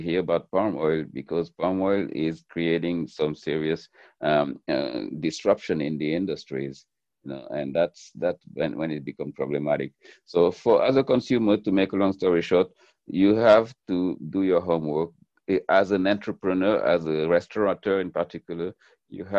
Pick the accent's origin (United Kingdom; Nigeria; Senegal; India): Senegal; moved away as an adult; now in United States; I grew up in Senegal